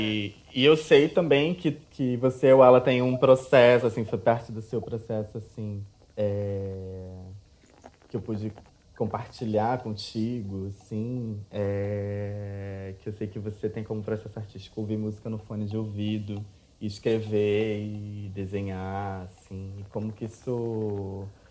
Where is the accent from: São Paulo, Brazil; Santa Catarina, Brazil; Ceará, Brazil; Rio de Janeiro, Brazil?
Rio de Janeiro, Brazil; eu moro no Rio de Janeiro desde, desde sempre.